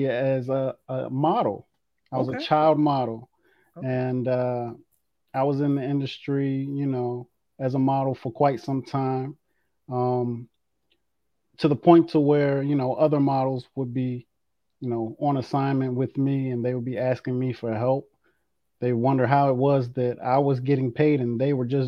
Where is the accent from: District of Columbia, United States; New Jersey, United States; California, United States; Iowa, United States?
District of Columbia, United States; Washington; I'm from the Washington, D.C. metropolitan area, United States